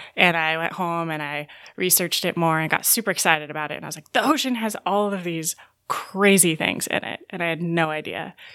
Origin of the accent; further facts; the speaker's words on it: Novato, California, United States; I'm from Novato, California, which is uh, about an hour north of San Francisco